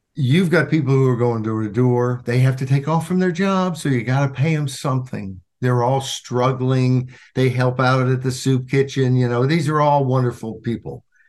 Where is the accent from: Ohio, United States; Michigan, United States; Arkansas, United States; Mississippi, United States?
Arkansas, United States; now in Washington, DC area, United States; I grew up in Arkansas